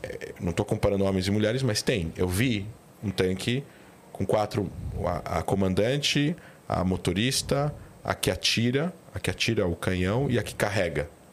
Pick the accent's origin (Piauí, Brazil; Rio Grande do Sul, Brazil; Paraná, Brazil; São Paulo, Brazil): São Paulo, Brazil; moved away; also born or lived in Israel / Rio de Janeiro; Eu sou daqui, de São Paulo, mas eu voltei para o Rio